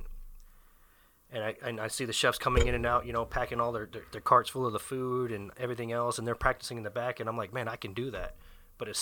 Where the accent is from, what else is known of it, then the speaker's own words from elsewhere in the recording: Fayetteville, North Carolina, United States; moved away; I hail from Fayetteville, North Carolina